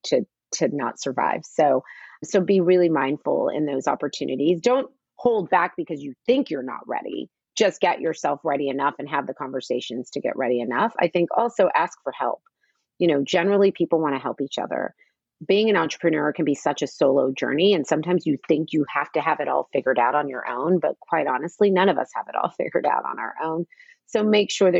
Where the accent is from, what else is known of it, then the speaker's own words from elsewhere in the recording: United States; my whole life growing up in the United States